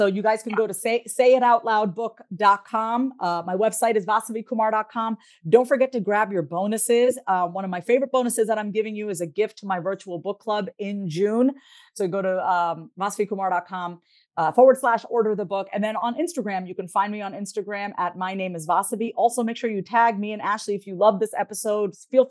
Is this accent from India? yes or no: yes; India; I mean, you know, being Indian, all we eat is rice. I have like this nice Indian rice belly